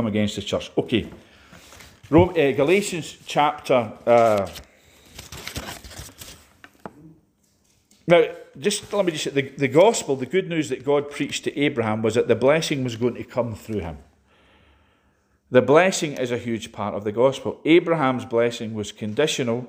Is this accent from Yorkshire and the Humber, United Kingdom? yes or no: no; Edinburgh, Scotland, United Kingdom; now in Glasgow, United Kingdom; I came from Edinburgh. I was born in Edinburgh.